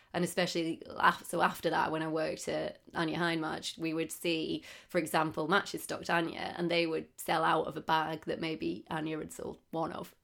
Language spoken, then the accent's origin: English; Darlington, North East England, United Kingdom; moved away as an adult; also born or lived in Manchester; now in London, United Kingdom; I'm from Darlington, which is northeast